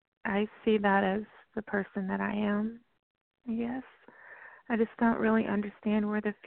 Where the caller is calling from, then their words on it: Texas, United States; I'm calling from Texas.